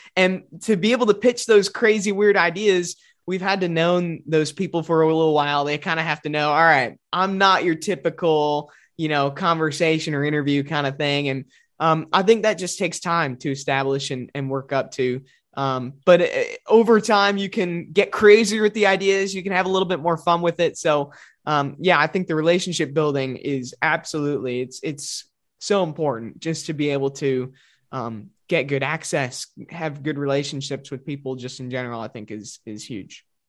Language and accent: English; Glenview, Illinois, United States; moved away as an adult; now in Arizona, United States; in the Chicago area, it's just a fun little, fun little town to grow up